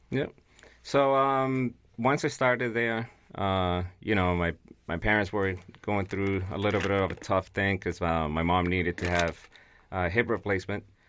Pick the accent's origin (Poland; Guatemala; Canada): Guatemala; English is a second language; now in United States; I'm originally from Guatemala